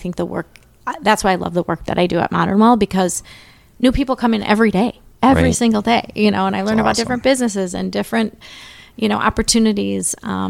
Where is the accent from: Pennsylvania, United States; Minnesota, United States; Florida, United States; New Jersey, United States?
Minnesota, United States; Mendota Heights; So I'm from St. Paul. {S0} Okay. {S5} Yeah. I grew up in Mendota Heights and lived here.